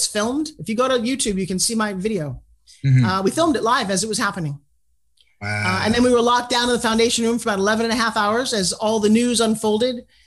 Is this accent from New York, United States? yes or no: yes; South Long Island, New York, United States; I'm from New York too